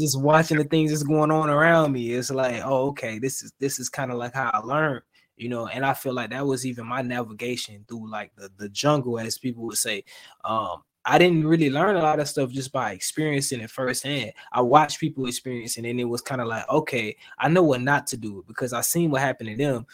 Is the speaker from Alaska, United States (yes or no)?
no; Florida, United States; now in Atlanta, United States; I'm from the South, right? But I'm from Florida, right? So I stay in Georgia now. I stay in Atlanta.